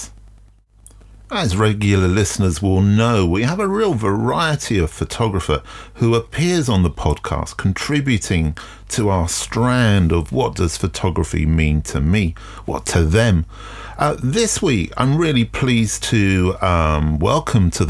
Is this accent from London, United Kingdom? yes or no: yes; London, United Kingdom; I'm from South London